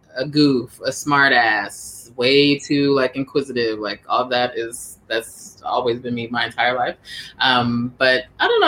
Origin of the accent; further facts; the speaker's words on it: Washington, District of Columbia, United States; moved away as an adult; also born or lived in Silver Spring, Maryland / Atlanta, Georgia / San Francisco, California; now in California, United States; I grew up in Northeast until we moved to the suburbs. We moved to Silver Spring